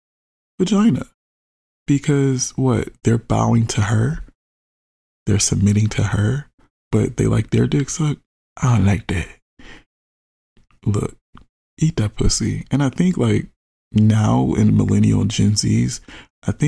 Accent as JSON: {"language": "English", "country": "United States", "said": "I'm an American"}